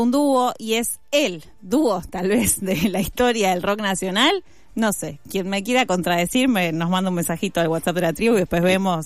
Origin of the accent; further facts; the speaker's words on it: Argentina; como argentinas y argentinos